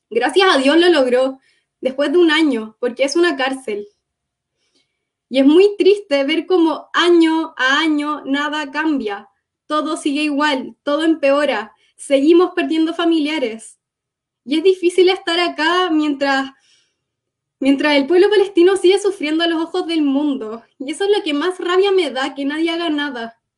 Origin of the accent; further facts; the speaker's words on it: Cuba; Yo nací en Cuba porque mi papá es palestino y mi mamá es cubana. Mi papá fue a estudiar a, a Cuba y así nací yo. Entonces, ya, soy cubana.